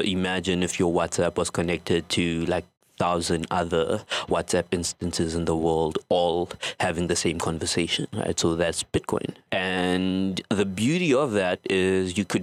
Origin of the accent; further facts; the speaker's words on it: South Africa; from South Africa